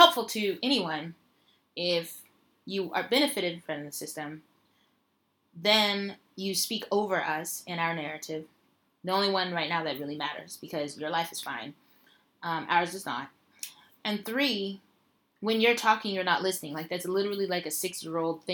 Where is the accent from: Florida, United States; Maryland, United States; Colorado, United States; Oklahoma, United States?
Colorado, United States; Denver; moved away as an adult; now in China; my hometown Denver